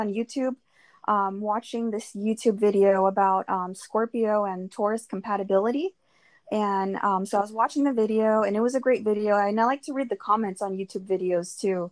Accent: California, United States; We're from California

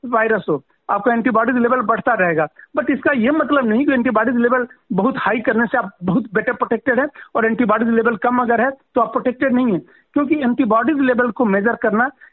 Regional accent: Uttar Pradesh, India; मैं यूपी से बिलोंग करता हूँ

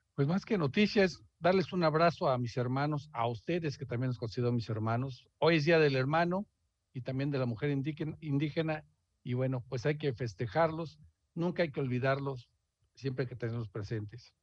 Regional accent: Mexico; como mexicanos que estamos

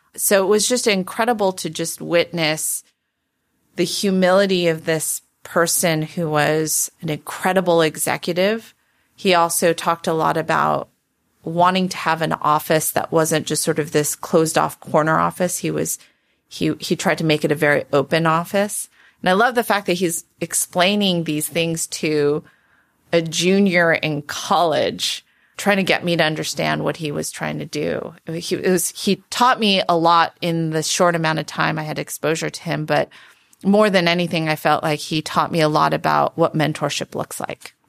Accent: Palo Alto, California, United States; also born or lived in Santa Monica, California / Michigan; growing up in Palo Alto

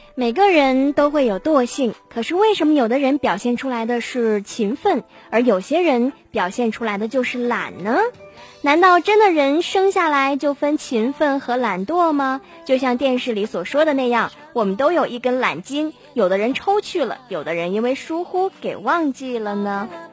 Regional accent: Harbin, Heilongjiang, China; 咱们哈尔滨还好

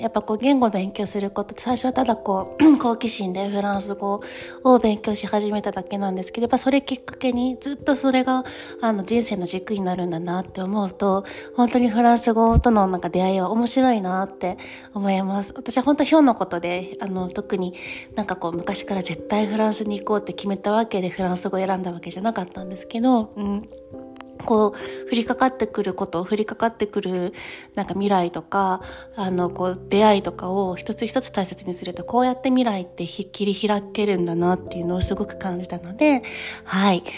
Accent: Japan; first language Japanese; moved away as an adult; now in Paris, France; 私は日本語母国語ですし日本人なので

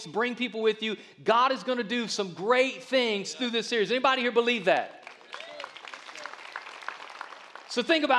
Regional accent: the South, United States; since I'm from the South, I lean with Alabama

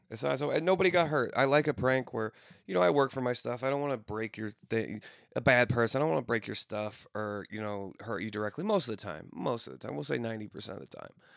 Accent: Granite City, Illinois, United States; moved away; my hometown in Granite City

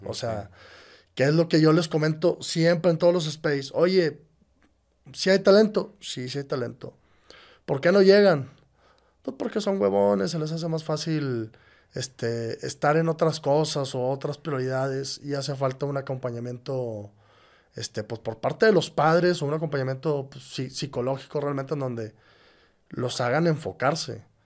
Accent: Monterrey, Nuevo León, Mexico; yo nací aquí en Monterrey.

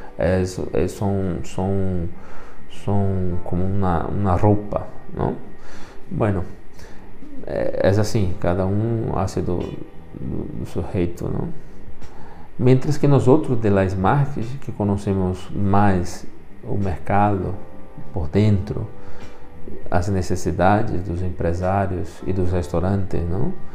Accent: Brazil; first language Portuguese; moved away; sou brasileiro e o castelhano depois de los 40, todavia não tenho total domínio

